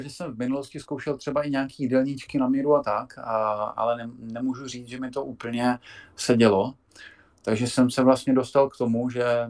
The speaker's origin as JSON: {"language": "Czech", "region": "South Moravian Region", "country": "Czechia", "said": "já jsem taky Moravák, eh, která je eh, z Hodonínska, z Kijovska. Já jsem částečně taky od, tam, od, od tama"}